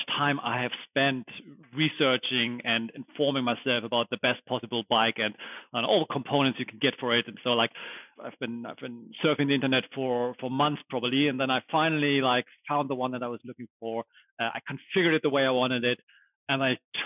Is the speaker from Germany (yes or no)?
yes; Germany; also born or lived in United States; born and raised in Germany. This is where I grew up